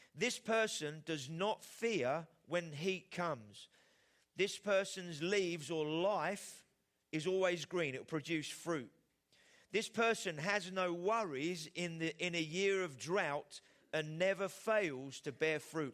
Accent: England, United Kingdom; as the Brits, uh, as English people

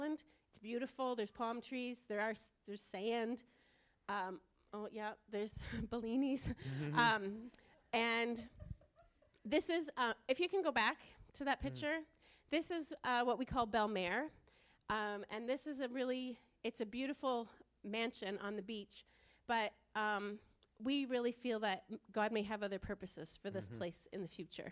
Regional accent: Fredericton, New Brunswick, Canada; We were born and raised in Fredericton. We have never left home except to vacation.

